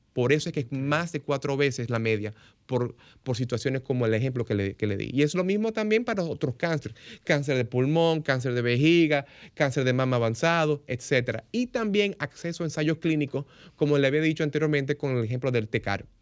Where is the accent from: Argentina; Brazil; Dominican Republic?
Dominican Republic; Como dominicano